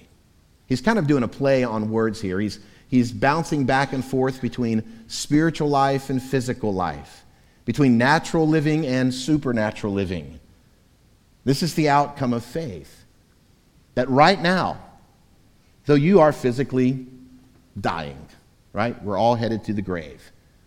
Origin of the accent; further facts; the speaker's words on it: Florida, United States; moved away; Growing up in Florida, in my childhood and teenage years